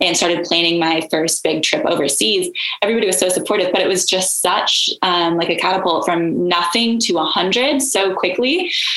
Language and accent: English; Oklahoma, United States; also born or lived in Woodward, Oklahoma / Texas; I was born in Woodward, Oklahoma. So born in good old Oklahoma. And then I was raised kind of throughout Texas and Oklahoma, but I call Oklahoma home for sure